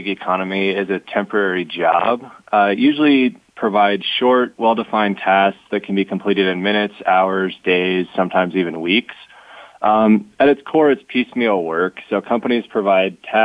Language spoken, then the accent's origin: English; Omaha, Nebraska, United States; I'm from Omaha, Nebraska.